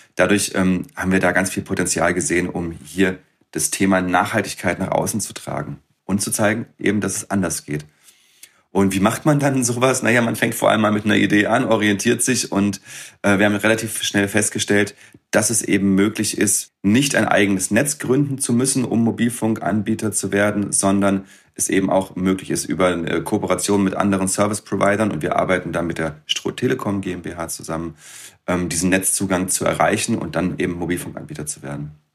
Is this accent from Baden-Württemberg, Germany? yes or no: yes; Freiburg, Baden-Württemberg, Germany; ich komme aus Freiburg